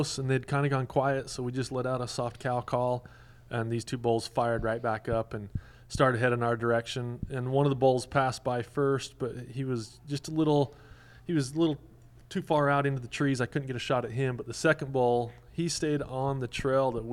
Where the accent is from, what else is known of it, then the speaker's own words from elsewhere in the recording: the West, United States; I grew up in the West